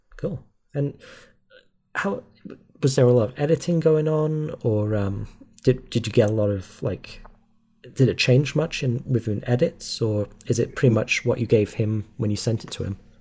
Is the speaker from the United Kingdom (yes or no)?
yes; Wales, United Kingdom; moved away; that's technically where I'm from, but that was years ago.